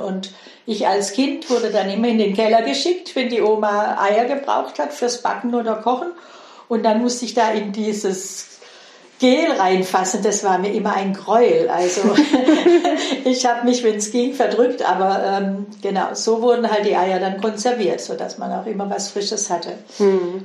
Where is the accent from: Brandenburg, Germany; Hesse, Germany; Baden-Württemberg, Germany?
Baden-Württemberg, Germany; Heilbronn district, Swabia; Ich bin einem, in einem Bauerndorf mit 1000 Einwohnern im Schwäbischen, im Kreis Heilbronn aufgewachsen